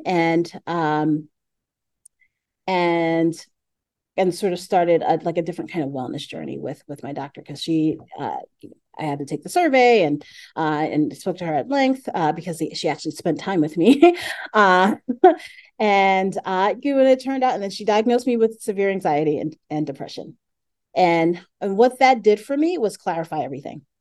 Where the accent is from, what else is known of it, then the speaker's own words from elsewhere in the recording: New York City, New York, United States; I'm from Brooklyn